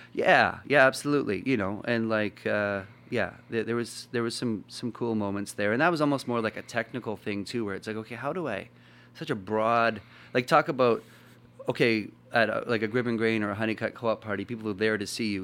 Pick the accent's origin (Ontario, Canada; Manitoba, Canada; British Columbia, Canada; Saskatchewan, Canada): Manitoba, Canada; Winnipeg; I was from Winnipeg